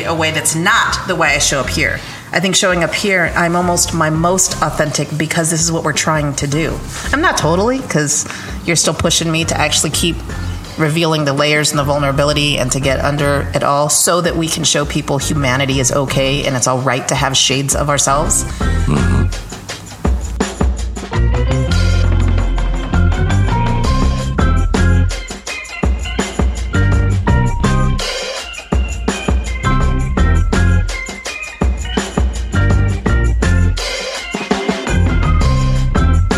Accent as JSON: {"language": "English", "region": "New Mexico", "country": "United States", "tie": "born or raised there", "moved": "yes", "said": "I am a Chicana from New Mexico living in my neighborhood where I grew up. And I've been gone for 20 years"}